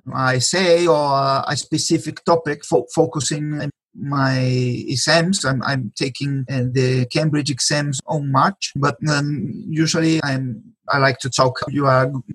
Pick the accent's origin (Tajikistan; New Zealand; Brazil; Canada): Brazil; first language Portuguese; English is a second language; moved away as an adult; now in Spain; Yes, I am Brazilian. I was born in Brazil, but I've been living in Spain for 20 years.